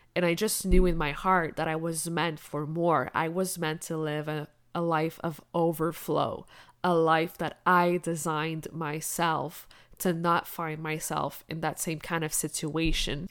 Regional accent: Quebec, Canada; English is a second language; also born or lived in La Romana, Dominican Republic; I was only 1 year old when we moved to Canada to Quebec, the French part of the country. I grew up learning French at school.

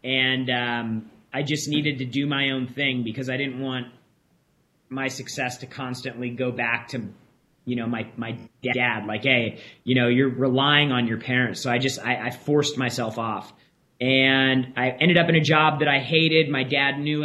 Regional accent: San Diego, California, United States; I grew up in San Diego

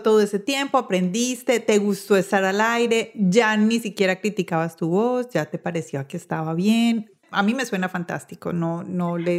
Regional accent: Medellín, Antioquia, Colombia; Yo soy de Medellín

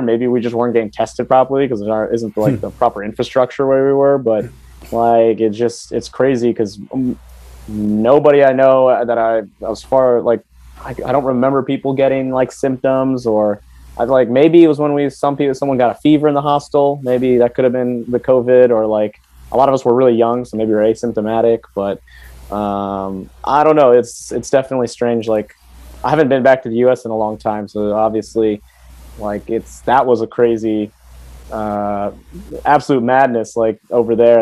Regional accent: Silver Spring, Maryland, United States; moved away as an adult; also born or lived in Washington D.C.; now in Philippines; like Washington D.C. is where I was born, but I grew up in Silver Spring, Maryland

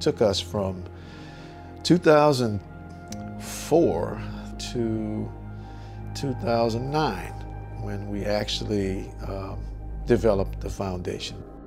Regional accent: New Orleans, Louisiana, United States; as a kid uh, growing up in New Orleans

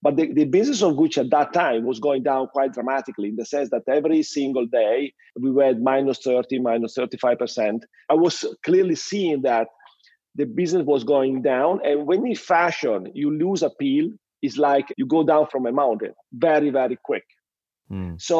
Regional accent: Reggio Emilia, Emilia-Romagna, Italy; English is a second language; also born or lived in Paris / London / Sydney; I grew up in the same house where I still live, in close to Reggio Emilia with my family. I mean, I was born in this same house where I stay now with my kids and my wife.

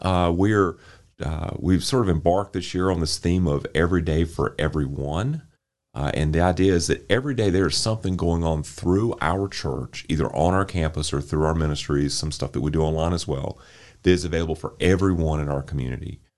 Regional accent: Winston-Salem, North Carolina, United States; I grew up here in Winston Salem

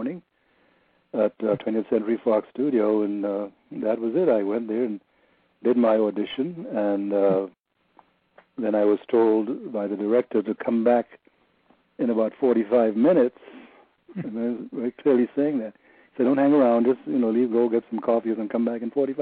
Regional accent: Trinidad & Tobago; moved away; also born or lived in New York; I'm probably the only one from Trinidad

